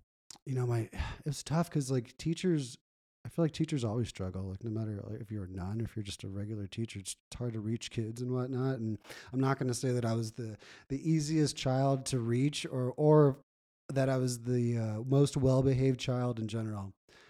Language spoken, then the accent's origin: English; Los Angeles, California, United States; I grew up Catholic in California, Los Angeles, shout out to the rest of the family that's still there.